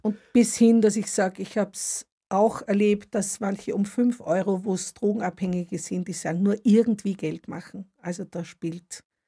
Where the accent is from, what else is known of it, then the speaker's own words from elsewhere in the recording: Upper Austria, Austria; now in Stuttgart, Germany; Ich komme aus Oberösterreich. Also so wie es Österreicher gibt, gibt es auch Oberösterreicher und da komme ich her.